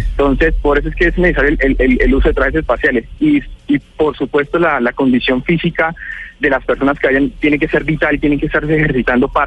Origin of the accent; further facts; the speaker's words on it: Girón, Santander, Colombia; 27 años, soy oriundo de Girón Santander, ahorita estoy